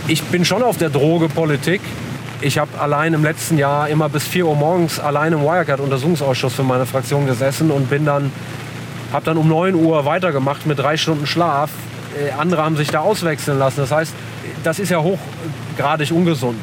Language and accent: German; Germany; born or raised there; first language Italian; also born or lived in Italy